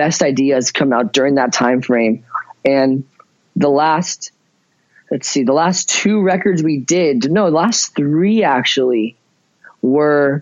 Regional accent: Ventura, California, United States; also born or lived in Chico, California; I was born in Ventura, California

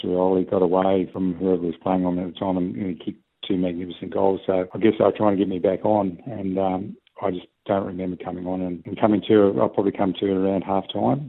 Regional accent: Perth, Western Australia, Australia; also born or lived in Derby, Western Australia / Dalkeith, Western Australia; we moved to a suburb called Cloverdale

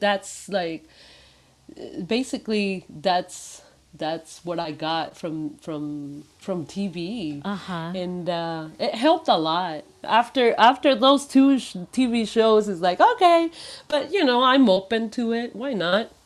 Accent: Mexico; moved away; I was born in Mexico

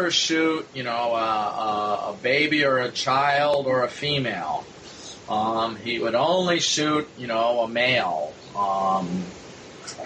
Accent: Midwest, United States; now in New York, United States; I'm now in New York, but I grew up in the Midwest.

